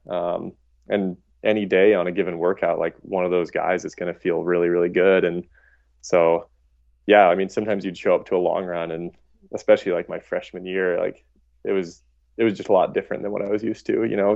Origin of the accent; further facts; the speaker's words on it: Missoula, Montana, United States; also born or lived in Boulder, Colorado / New Mexico; I grew up in Missoula.